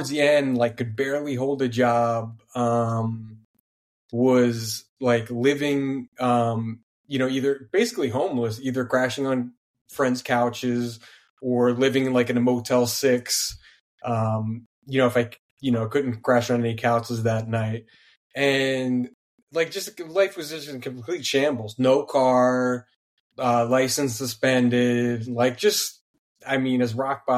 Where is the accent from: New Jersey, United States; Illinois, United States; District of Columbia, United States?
New Jersey, United States; I'm from South Jersey